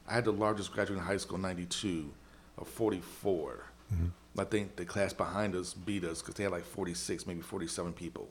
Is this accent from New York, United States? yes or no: no; Louisville, Kentucky, United States; also born or lived in Chicago, Illinois / Wilmington, Delaware / Atlanta, Georgia; So from the fourth grade on through high school, spending here in Louisville, Kentucky, then went to Atlanta for a year and then found my way on back.